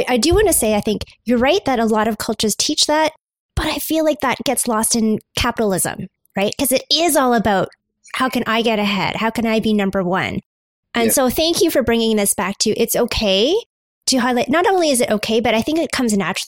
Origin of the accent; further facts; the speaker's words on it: Canada; I'm Canadian Chinese